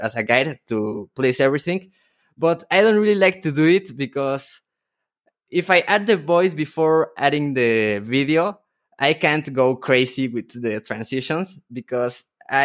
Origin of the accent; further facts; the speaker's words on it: Mexico; I am from Mexico